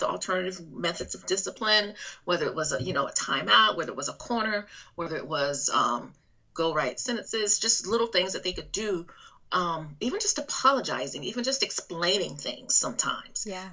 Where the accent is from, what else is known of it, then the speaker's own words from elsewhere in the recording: Alabama, United States; accent: southern drawl; also born or lived in Texas; now in North Carolina, United States; I am originally from Alabama, but I've lived in Texas, and I'm in currently in North Carolina